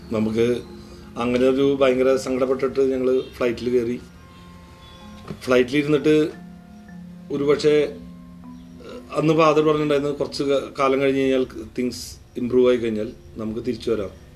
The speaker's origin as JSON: {"language": "Malayalam", "town": "Thrissur", "region": "Kerala", "country": "India", "tie": "born or raised there", "said": "ഞാൻ ജനിച്ച സ്ഥലം"}